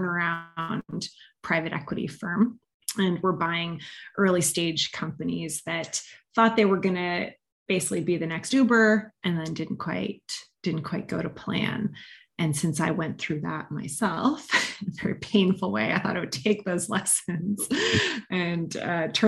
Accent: Montreal, Quebec, Canada; moved away as an adult; also born or lived in London; now in Denver, United States; So I'm Canadian originally. I grew up in Montreal

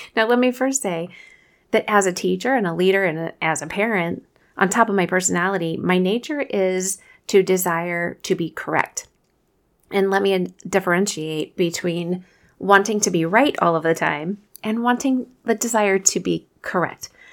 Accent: Kansas City, United States; accent: Midwestern; I'm from Kansas City, so maybe it's my, you know, our Midwestern pronunciation of the word

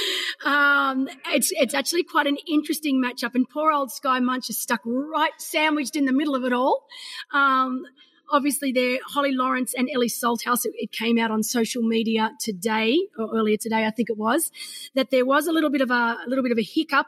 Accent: Australia; I'm an Aussie

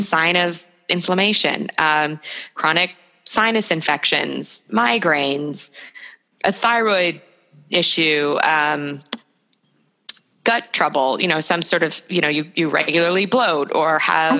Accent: New York, United States; moved away as an adult; also born or lived in Chicago; I'm from New York, so I thought New York was the greatest city in the world

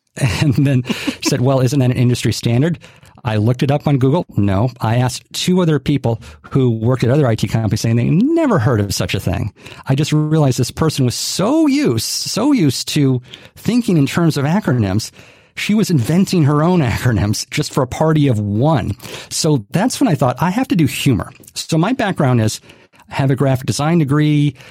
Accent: Hawaii, United States; grew up in Hawaii, born and raised

